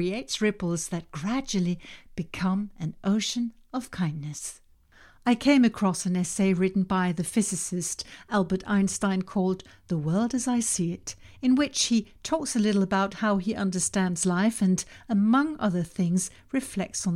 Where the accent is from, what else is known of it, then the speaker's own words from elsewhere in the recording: Denmark; first language Danish; English is a second language; Danish, my native language